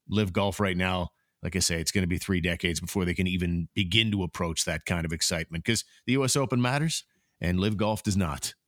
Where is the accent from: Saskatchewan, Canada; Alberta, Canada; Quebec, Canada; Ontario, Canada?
Ontario, Canada; Richmond; my hometown in the village of Richmond